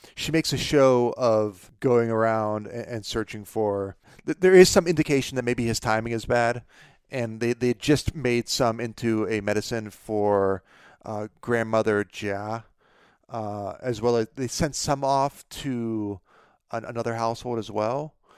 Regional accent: Pennsylvania, United States; my hometown of Pennsylvania, uh, my, my home state

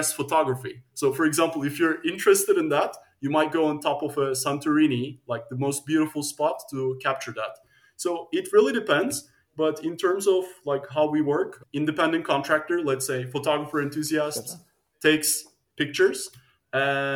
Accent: Turkey; also born or lived in United States / Netherlands; now in Amsterdam, Netherlands; I'm originally from Turkey

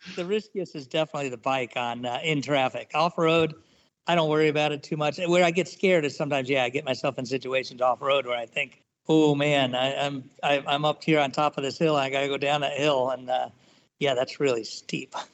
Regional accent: Southern California, United States; moved away; I've been here for since '99, but I grew up in Southern California

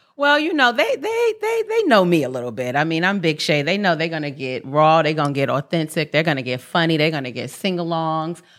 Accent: New York City, New York, United States; moved away; also born or lived in California; I'm born and raised in Harlem, New York, 140th in Lenox

